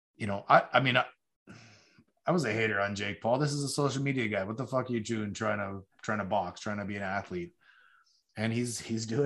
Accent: Canada; we as Canadian fans

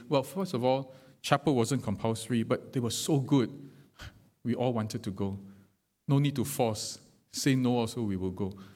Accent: Singapore; being Singaporean

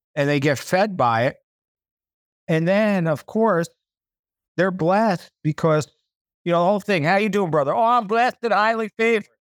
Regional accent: United States; moved away; I'm an American

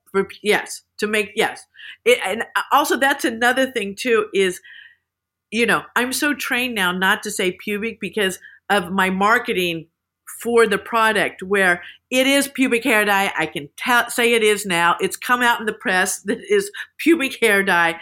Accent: Salina, Kansas, United States; moved away as an adult; also born or lived in Texas / Los Angeles; I grew up in Kansas. There was, you know, in Salina, Kansas was, eh, the roller rink.

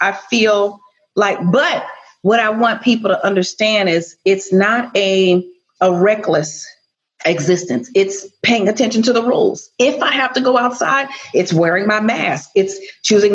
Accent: Chicago, Illinois, United States; I was born and raised in Chicago.

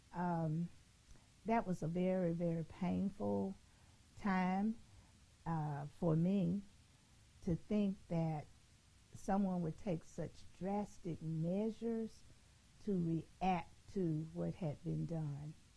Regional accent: Birmingham, Alabama, United States; growing up in Birmingham, I grew up in a segregated society

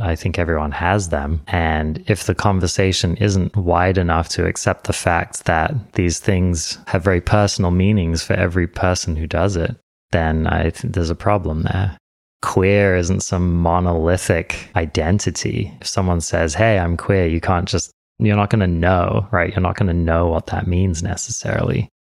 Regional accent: England, United Kingdom; I was born in England. I'm English.

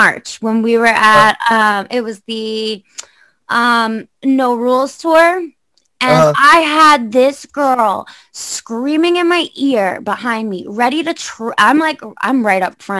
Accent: Long Island, New York, United States; I'm from New York, I mean, ain't nothing good out here really, but the city. I'm on Long Island

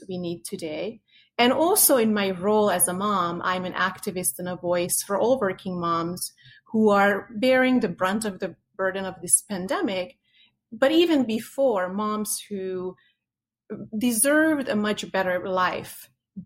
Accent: Hungary; now in United States; I grew up in Hungary in a communist

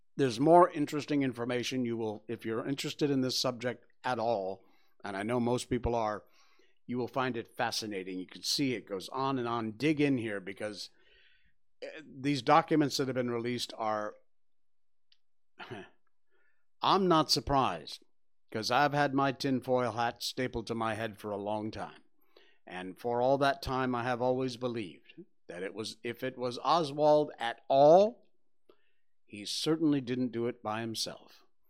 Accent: Cornwall, Connecticut, United States; moved away as an adult; now in Malaysia; When I was growing up in Cornwall, Connecticut, it's very rural

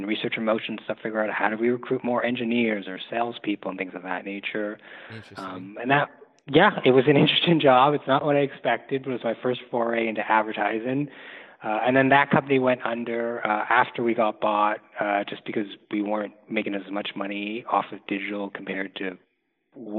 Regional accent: Toronto, Ontario, Canada; now in Montreal, Canada; I grew up in Toronto, Canada.

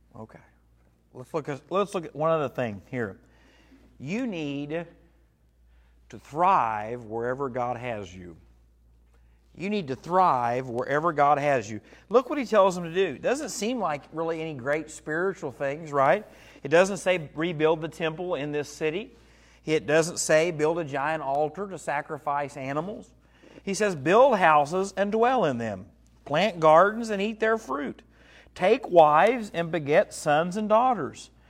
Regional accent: Dahlgren, United States; I grew up in Dahlgren

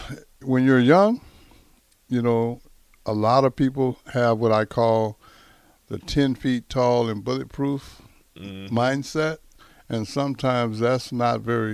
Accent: Texas, United States; moved away; down in my part of the country, down in Texas

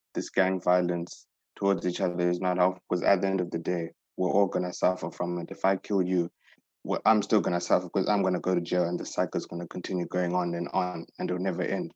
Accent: Zimbabwe; We come from Zimbabwe

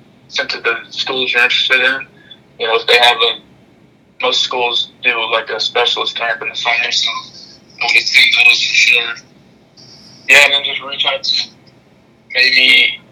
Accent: Nashville, Tennessee, United States; I grew up in Nashville

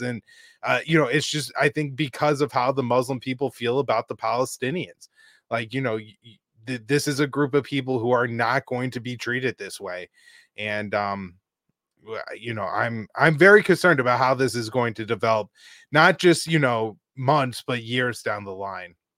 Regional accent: United States; as an American

